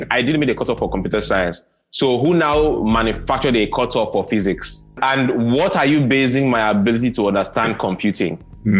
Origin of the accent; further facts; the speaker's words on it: Nigeria; I was born in Black Africa, I was born in Nigeria, third world Africa